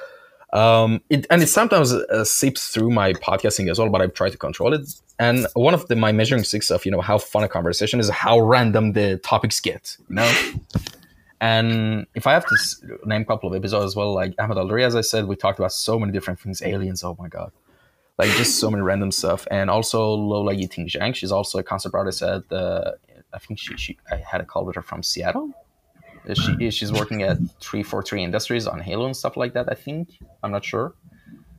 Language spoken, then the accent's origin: English; Shiraz, Fars, Iran; moved away; I'm originally from Iran. My hometown was Shiraz.